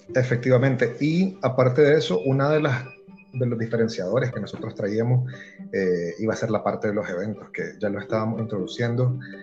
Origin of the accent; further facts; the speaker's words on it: Nicaragua; accent: nicaragüense; now in El Salvador; yo sí siento que hablo como, como full nicaragüense